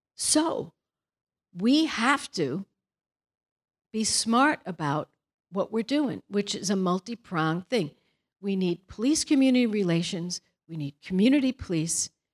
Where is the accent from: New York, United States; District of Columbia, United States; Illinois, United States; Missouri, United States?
New York, United States; Brooklyn; now in California, United States; We're from Brooklyn. We have a different personality.